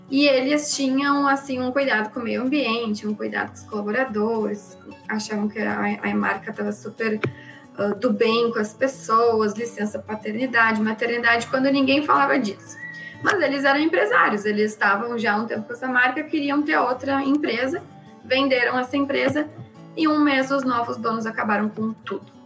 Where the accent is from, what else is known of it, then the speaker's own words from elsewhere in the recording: Porto Alegre, Rio Grande do Sul, Brazil; Eu sou aqui de Porto Alegre